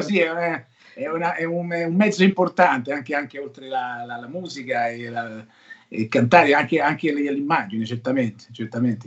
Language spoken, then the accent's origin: Italian; Rocca Priora, Lazio, Italy; al mio piccolo paesino, Rocca, Rocca Priore, ai castelli romani, vicino Fascati